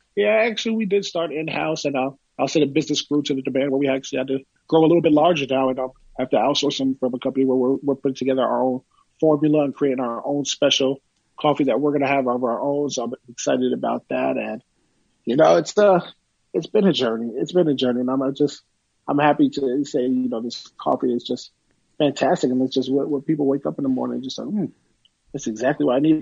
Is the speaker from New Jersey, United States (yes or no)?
yes; Woodbridge, New Jersey, United States; my hometown of Woodbridge, New Jersey